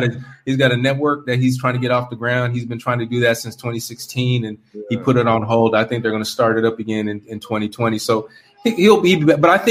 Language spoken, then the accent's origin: English; California, United States; moved away; I'm from California